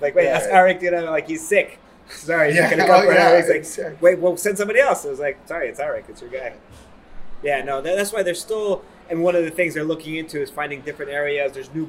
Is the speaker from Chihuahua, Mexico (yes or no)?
no; Mexico City, Mexico; I'm from Mexico City.